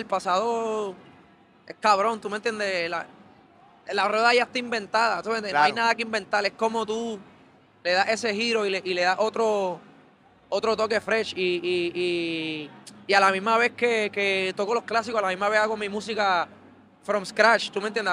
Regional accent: Carolina, Puerto Rico; yo soy de Carolina

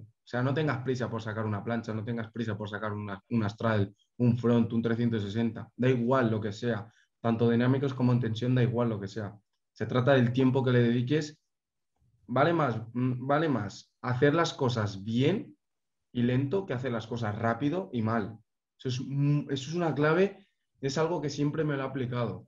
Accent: Valencia, Valencian Community, Spain; yo soy de Valencia

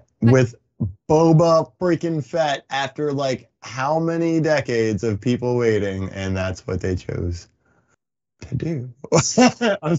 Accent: New Jersey, United States; I'm from Jersey

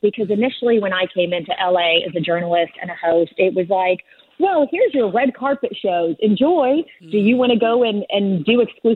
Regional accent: Bartlesville, Oklahoma, United States; also born or lived in Warsaw, Poland; I was born in Warsaw, Poland, and we came over when I was 5 years old. So from Warsaw, Poland to Bartlesville, Oklahoma

